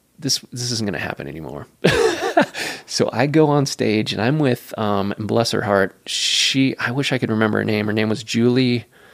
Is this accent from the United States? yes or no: yes; West Coast, United States; So growing up on the West Coast, there was no yes, sir, and yes, ma'am.